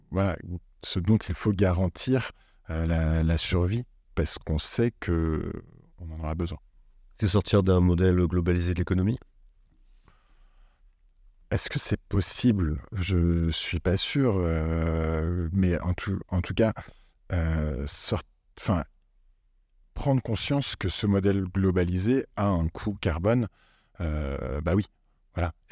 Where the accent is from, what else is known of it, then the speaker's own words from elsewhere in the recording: Italy; accent: Italian; French is a second language; excusez-moi pour mon accent italien